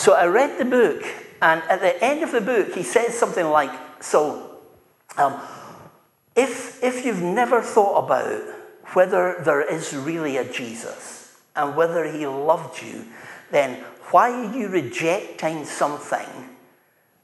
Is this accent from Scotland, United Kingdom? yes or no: yes; Dunfermline, Scotland, United Kingdom; I'm from Dunfermline